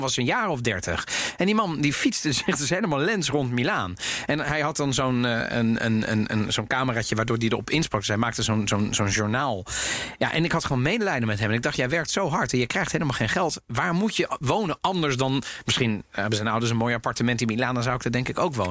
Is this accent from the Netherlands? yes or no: yes; Netherlands; ik ben ook opgegroeid in Nederland